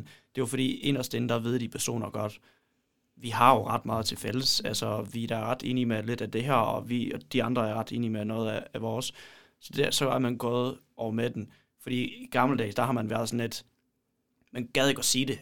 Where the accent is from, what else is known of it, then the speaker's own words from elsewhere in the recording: Poland; now in Denmark; jeg kommer fra Polen